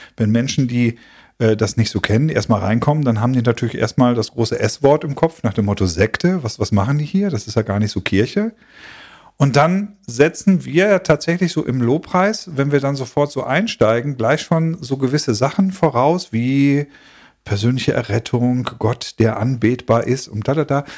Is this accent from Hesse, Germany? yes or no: no; Schleswig-Holstein, Germany; für mich als geborenen norddeutschen Holsteiner